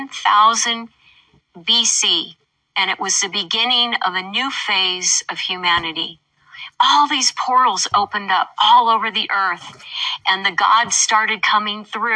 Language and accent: English; Portland, Oregon, United States; I grew up in Portland, Oregon, and my dad's parents and my father all came from Norway. So a lot of the influence in my childhood was hearing Norwegian